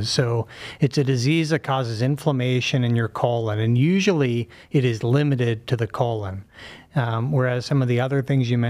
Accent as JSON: {"language": "English", "town": "Pittsburgh", "region": "Pennsylvania", "country": "United States", "tie": "born or raised there", "also_born_or_lived": "Philadelphia", "moved": "as an adult", "lives_now": "Cleveland, United States", "said": "Grew up in Pittsburgh"}